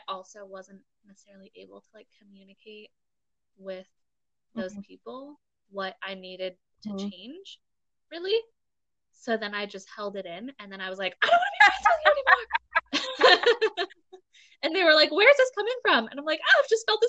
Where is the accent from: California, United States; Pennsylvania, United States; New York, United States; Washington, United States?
Washington, United States; Seattle; born or raised there; moved away